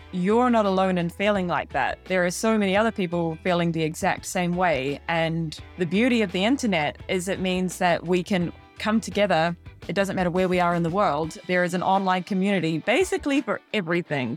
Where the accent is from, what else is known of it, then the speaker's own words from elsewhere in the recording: New Zealand; moved away as an adult; now in Scotland, United Kingdom; I'm originally from New Zealand. I grew up in a very, very small farming town